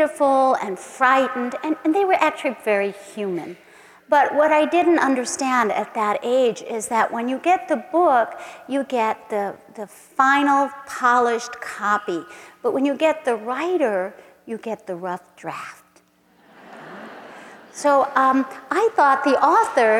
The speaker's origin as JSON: {"language": "English", "town": "San Antonio", "region": "Texas", "country": "United States", "tie": "born or raised there", "said": "my hometown in San Antonio"}